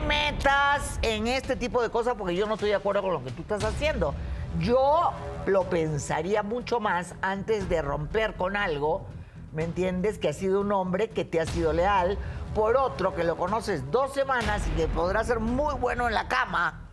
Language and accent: Spanish; Acapulco, Guerrero, Mexico; mis padres me engendraron en, Acapulco, por tanto yo soy de ahí